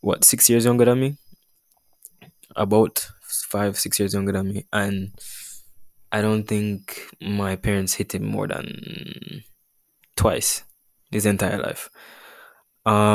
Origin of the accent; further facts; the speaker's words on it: Jamaica; we're Jamaican with this culture